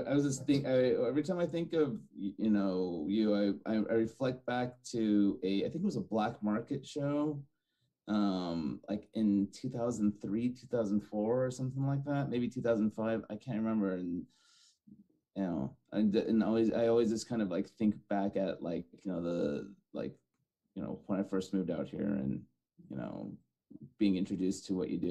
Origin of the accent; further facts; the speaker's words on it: Fresno, California, United States; I grew up in Fresno.